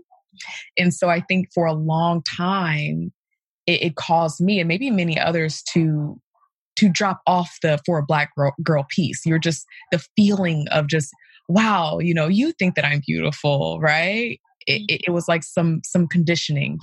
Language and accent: English; Kansas City, Missouri, United States; I am from Kansas City, Missouri